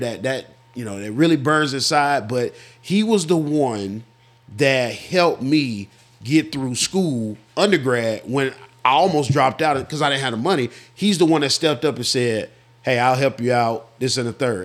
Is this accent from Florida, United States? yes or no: yes; Florida, United States; born or raised there; moved away as an adult